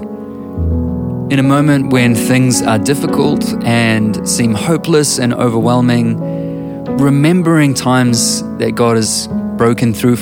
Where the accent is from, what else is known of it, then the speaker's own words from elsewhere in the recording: New Zealand; I'm a writer and musician from Aotearoa, New Zealand.